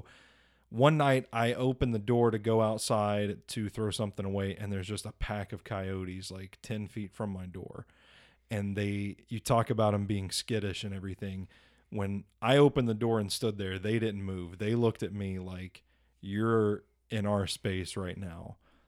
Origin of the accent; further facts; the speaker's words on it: Gladeville, Tennessee, United States; So you know where I grew up is out in the Gladeville area, next to like hundreds of acres of wooded area.